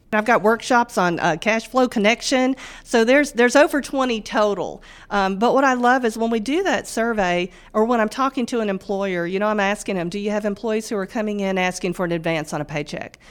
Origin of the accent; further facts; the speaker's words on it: Northwest Mississippi, United States; also born or lived in Germany / Memphis, Tennessee; we moved to Northwest Mississippi, and that's where I primarily grew up